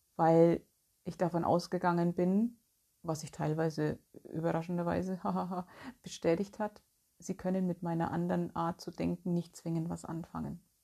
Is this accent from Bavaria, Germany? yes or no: yes; Bavaria, Germany; moved away as an adult; now in North Rhine-Westphalia, Germany; Ich bin ja 2010, für alle die, die es nicht wissen, von Bayern weggezogen aus meiner Heimat und bin hier nach Nordrhein-Westfalen gezogen.